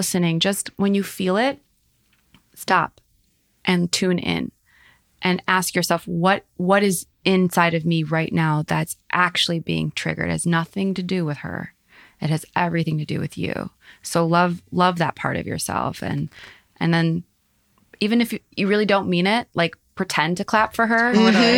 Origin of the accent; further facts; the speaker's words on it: Highland Park, United States; we grew up in Highland Park